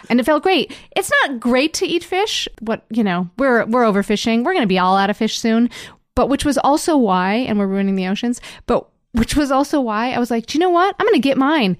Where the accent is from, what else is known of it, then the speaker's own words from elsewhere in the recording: Endicott, New York, United States; also born or lived in Montreal; now in Toronto, Canada; I'm from Endicott, which is a small town in upstate New